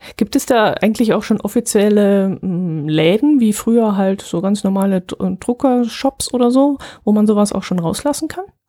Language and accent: German; Bavaria, Germany; also born or lived in Wertach area; bei uns in Bayern